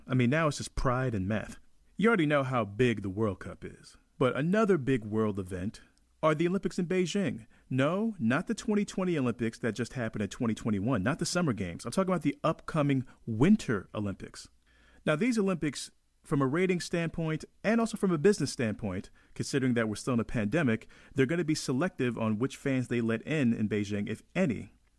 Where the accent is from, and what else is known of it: Jamaica